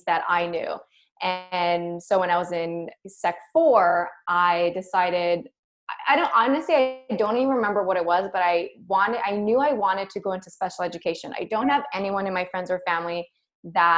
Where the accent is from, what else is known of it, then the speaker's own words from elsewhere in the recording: Montreal, Quebec, Canada; Born and raised in Montreal, Quebec.